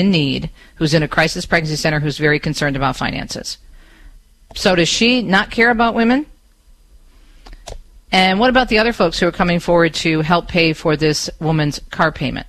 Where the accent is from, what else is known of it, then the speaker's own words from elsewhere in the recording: Michigan, United States; my home state of Michigan